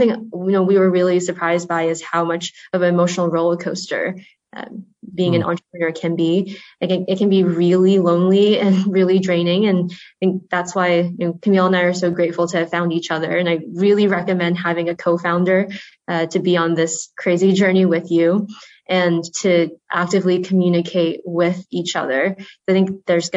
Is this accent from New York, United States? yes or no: no; Rhode Island, United States; also born or lived in China; So I grew up in Rhode Island on the in the Northeast.